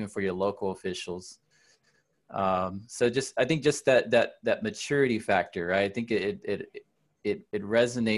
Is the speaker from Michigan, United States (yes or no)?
no; Dallas, Texas, United States; moved away as an adult; now in San Antonio, United States; I'm from Dallas. I've lived here for 20 years